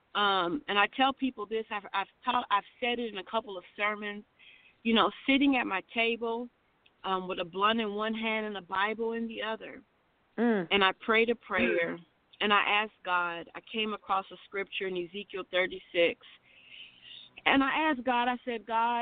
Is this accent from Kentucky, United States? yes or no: yes; Louisville, Kentucky, United States; also born or lived in Salinas, California; Born and raised in Louisville, Kentucky. But I did live in Salinas, California from age 2 to 15